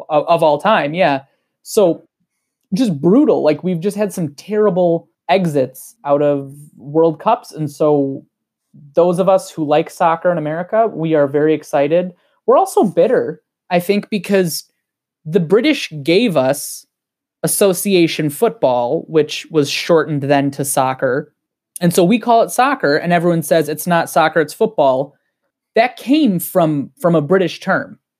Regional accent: Wisconsin, United States; accent: Wisconsin; now in Minnesota, United States; my Wisconsin accent

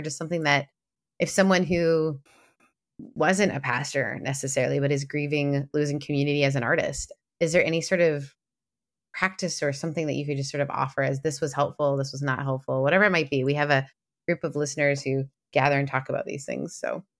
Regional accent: Canada; I'm Canadian

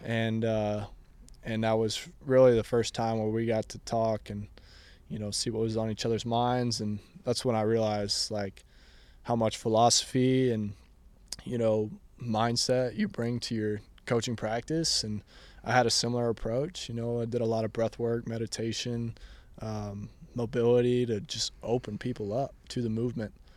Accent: Austin, Texas, United States; I grew up here in Austin

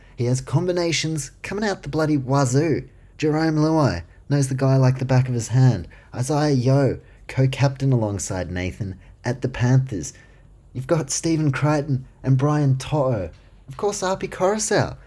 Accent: Queensland, Australia; I'm a Queenslander

